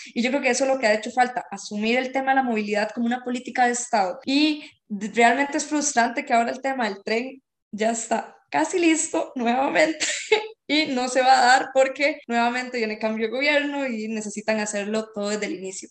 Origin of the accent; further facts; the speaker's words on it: Esparza, Puntarenas, Costa Rica; yo soy de Esparza